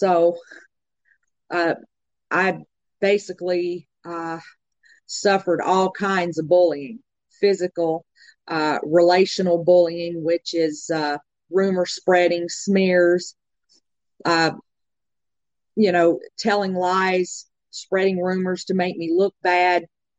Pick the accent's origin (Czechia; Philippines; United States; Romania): United States; Covington, Tennessee; I'm from Covington, Tennessee